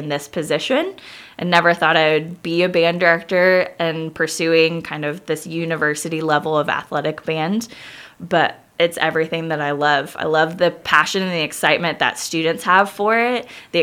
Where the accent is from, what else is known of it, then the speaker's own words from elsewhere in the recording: Kansas, United States; moved away as an adult; also born or lived in Ireland; I was born and raised in Kansas, grew up in the same house my whole life.